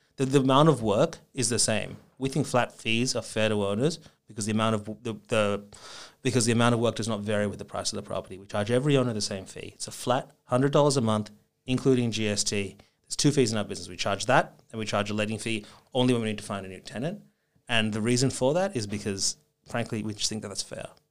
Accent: Melbourne, Victoria, Australia; moved away as an adult; also born or lived in Japan / San Francisco, United States; I grew up in Melbourne, spent, um, the first, you know, twenty odd years of my life there.

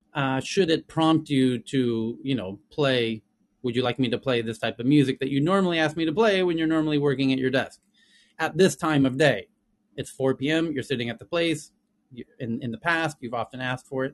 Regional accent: Southern California, United States; accent: Southern California; first language English; now in Asia; as a native, I probably have the accent that is most recognizable and the first to be trained on these platforms, which is kind of Southern California accent

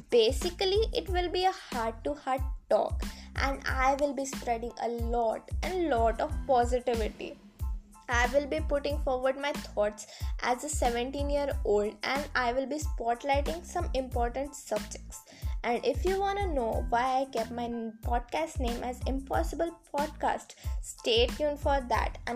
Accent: India; I am a 17 year old and I am from India, also known as Bharat.

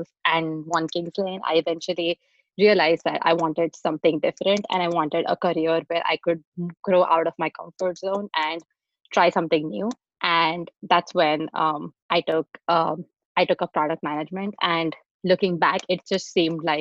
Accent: India; moved away as an adult; also born or lived in Texas, United States / San Francisco, United States; now in United States; I grew up in India and I moved to the US to do my master's

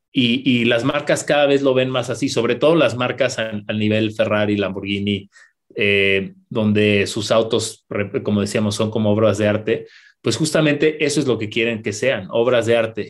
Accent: Querétaro, Mexico; como, mexicanos, como queretanos

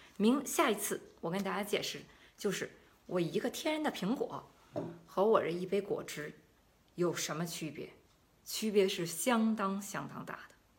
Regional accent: China; now in Germany; 我们中国人本来就是喜欢喜欢吃蔬菜的嘛

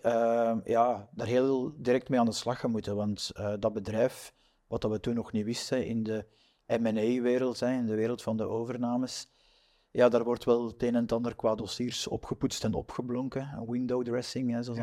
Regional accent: Flanders, Belgium; wij zijn Vlamingen

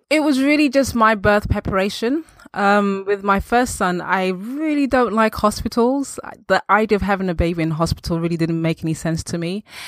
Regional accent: London, United Kingdom; also born or lived in Accra, Ghana; I was actually born in Ghana. And f, when I was around two, three years old, my family traveled and settled in the U K, London. And I've been here ever since. I grew up in Northwest

